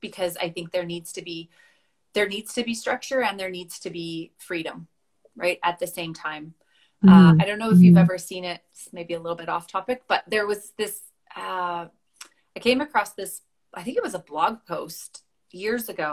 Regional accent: Westlock, Alberta, Canada; I grew up on a farm north of Westlock

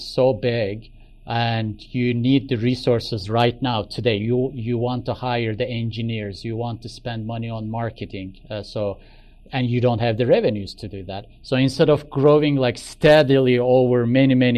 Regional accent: Istanbul, Turkey; moved away as an adult; also born or lived in United States; now in Silicon Valley, United States; I am originally from Turkey, Istanbul. So I was born there, grew up there, went to high school there. And then I came to the United States for college

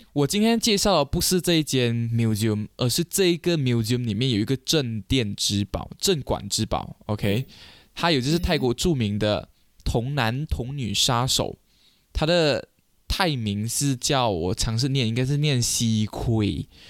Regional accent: Malaysia; 我们马来西亚人

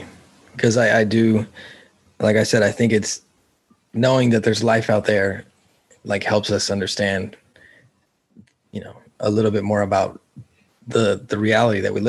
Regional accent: California, United States; I grew up in California

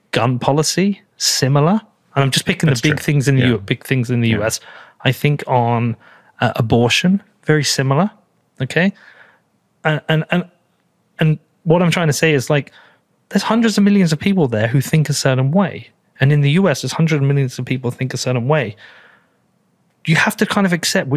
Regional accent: England, United Kingdom; I'm a European. I'm from the UK.

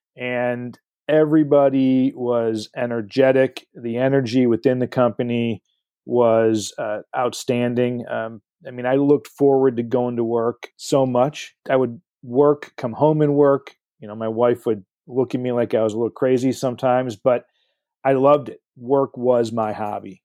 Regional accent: Livonia, Michigan, United States; I grew up in uh, Livonia, Michigan

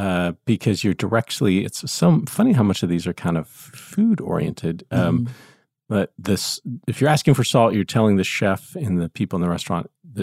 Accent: United States; as an American

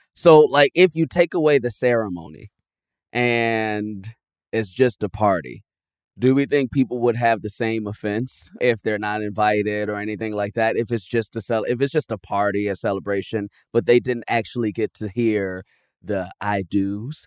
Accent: Chicago, Illinois, United States; moved away as an adult; now in Los Angeles, United States; I was actually born in Chicago

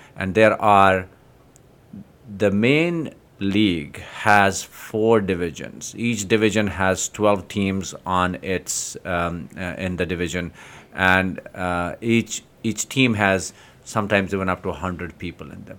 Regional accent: Jammu and Kashmir, India; moved away; So, in Kashmir, I grew up in Kashmir

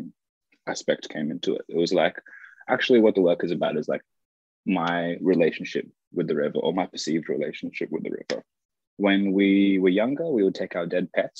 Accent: Sydney, New South Wales, Australia; I was born in Westmead and I grew up along the river all my life, like 25 years, quarter of a century.

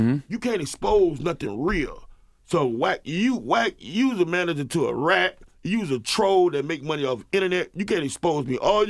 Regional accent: the South, United States; Well, I'm from the South, but they don't really. We run our household, you know.

